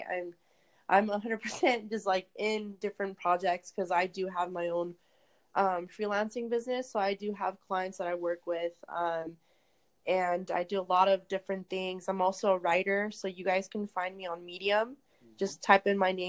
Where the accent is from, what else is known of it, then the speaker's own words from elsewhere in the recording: California, United States; I am from California